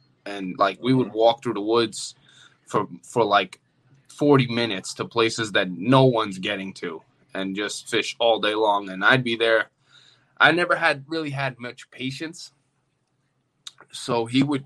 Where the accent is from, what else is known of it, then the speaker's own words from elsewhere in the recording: Long Island, New York, United States; I grew up in Long Island, New York